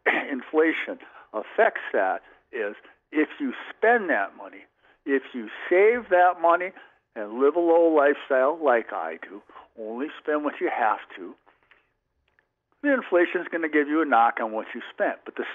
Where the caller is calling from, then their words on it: Plover, Wisconsin, United States; I'm … from Plover.